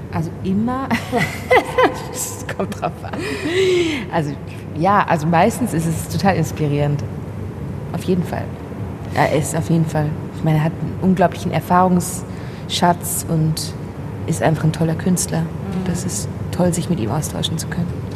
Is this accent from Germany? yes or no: no; Switzerland; accent: Swiss German; first language Swiss German; German is a second language; moved away; also born or lived in Basel; Also, also Deutsch ist ja nicht meine Muttersprache, ich bin Schweizerin, also Schweizerdeutsch